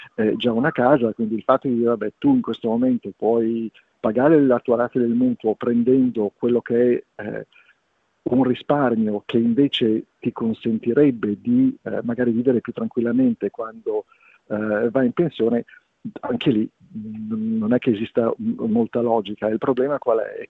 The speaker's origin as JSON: {"language": "Italian", "region": "Liguria", "country": "Italy", "said": "te lo dico da Ligure"}